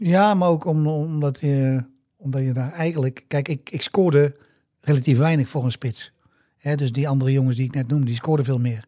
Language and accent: Dutch; Tilburg, North Brabant, Netherlands; ik kwam uit Tilburg, ik ben hier opgegroeid, ik ben hier geboren en getogen